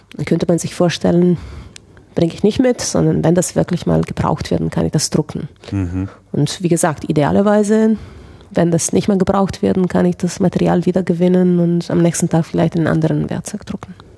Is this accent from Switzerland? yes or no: no; Italy; ich bin ja Italienerin